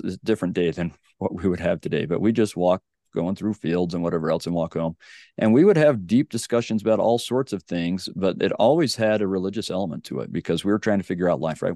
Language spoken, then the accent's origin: English; Sandy, Utah, United States; So I grew up in Sandy, Utah.